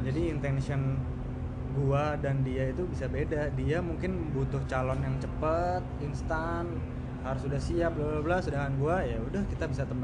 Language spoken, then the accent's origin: Indonesian; Java, Indonesia; gue tuh emang orang Jawa cuma gue kalau dengar orang napak itu gue kurang masuk lah